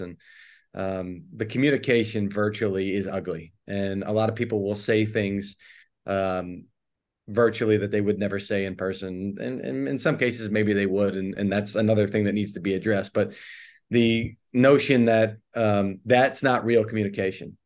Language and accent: English; Philadelphia, Pennsylvania, United States; I'm from Philly